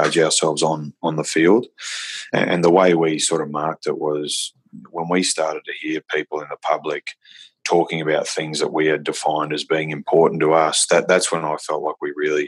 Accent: Australia; also born or lived in Saudi Arabia; I was born in Saudi Arabia to Irish parents. I only came to Australia when I was 5.

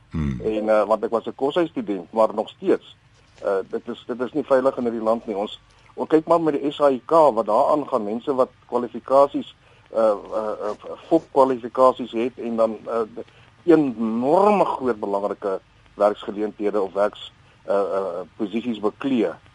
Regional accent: Winburg, Free State, South Africa; moved away; my geboortedorp daar in die, in die Vrystaat Winburg

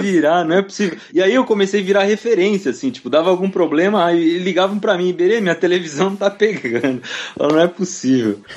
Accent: Piedade, São Paulo, Brazil; now in São Paulo, Brazil; eu e a Mari, a gente é de Piedade. Piedade fica no interior de São Paulo, fica ali uns 100 quilômetros daqui, de onde eu moro hoje, daqui de São Paulo. E eu morava no sítio

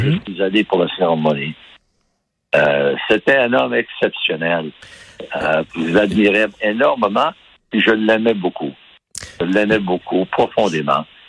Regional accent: Baie-Comeau, Quebec, Canada; je suis né à Bécomo

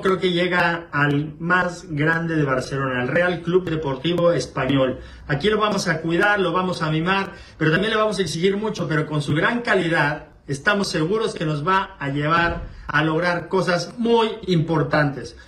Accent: Mexico; moved away as an adult; Soy el primer portero en la historia de México que juega, que, juega en Europa

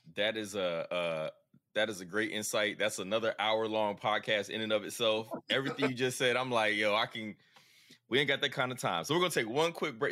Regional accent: the South, United States; as a Southerner

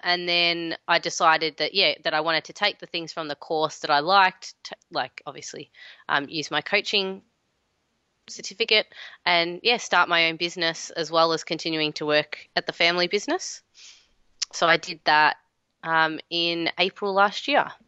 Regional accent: Melbourne, Victoria, Australia; I am in Melbourne, my hometown.

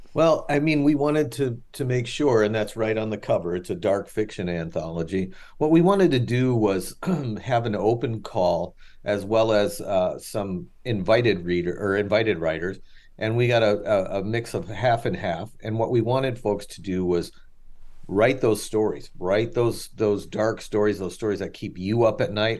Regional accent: Chicago, Illinois, United States; I'm from Chicago

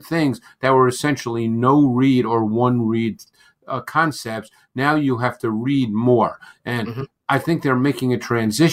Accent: New York City, New York, United States; I grew up in Queens, in New York, and my high school did not have a football team

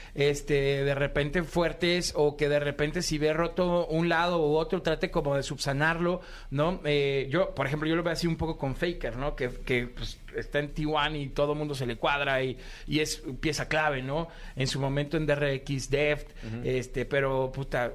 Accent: Mexico; en México

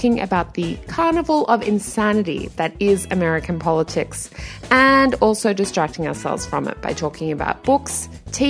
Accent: Australia; now in Washington, D.C., United States; I'm an Australian journalist living in Washington, D.C.

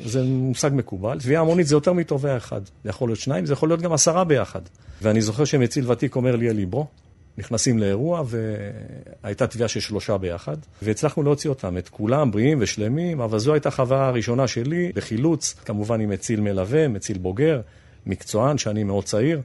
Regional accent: Bat Yam, Tel Aviv District, Israel; כילד בת ימי שנולד בבת ים, קרוב מאוד לים. נמשכתי כל הזמן לאזור המים. לאזור החוף, כך גדלתי

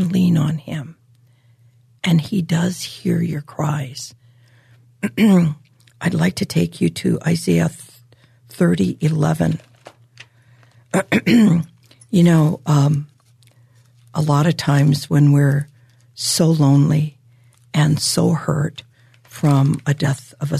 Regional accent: Hawaii, United States; I was born and raised in Hawaii

